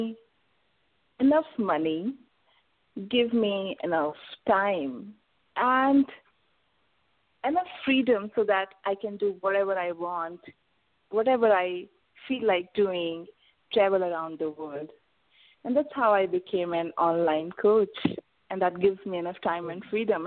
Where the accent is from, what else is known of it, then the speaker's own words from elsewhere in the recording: India; I am from India